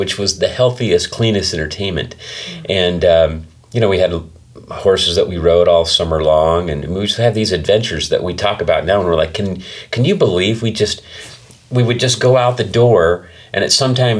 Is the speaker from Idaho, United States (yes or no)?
yes; Eastern Idaho, United States; also born or lived in Utah / Chubbuck, Idaho / Blackfoot, Idaho; I grew up in Eastern Idaho. I was born in Utah, but I don't remember anything about living there